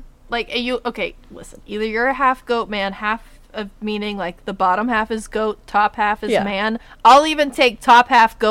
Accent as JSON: {"language": "English", "region": "the South", "country": "United States", "said": "I'm just from the South."}